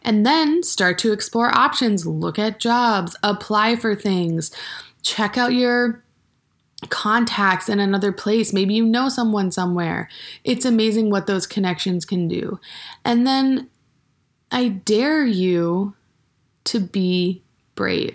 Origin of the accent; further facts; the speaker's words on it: Maine, United States; moved away as an adult; now in Bozeman, United States; I went to high school in the state of Maine, and then I also went to college in the same town that I went to high school